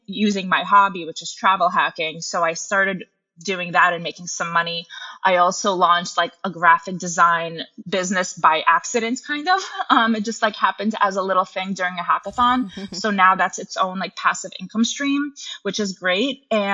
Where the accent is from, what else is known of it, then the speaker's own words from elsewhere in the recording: New York, United States; also born or lived in Russia; I moved to New York with my mom when I was 8. My mom was a single mom, and growing up in New York